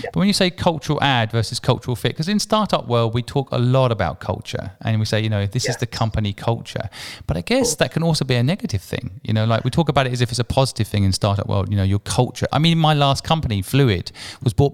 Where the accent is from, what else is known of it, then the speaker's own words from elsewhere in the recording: England, United Kingdom; moved away as an adult; also born or lived in Asia; I lived in Asia for 21 years. So I grew up in England.